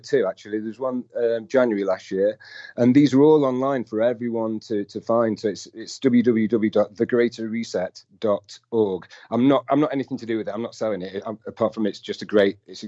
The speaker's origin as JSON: {"language": "English", "town": "Chesterfield", "region": "East Midlands", "country": "United Kingdom", "said": "I'm from Chesterfield"}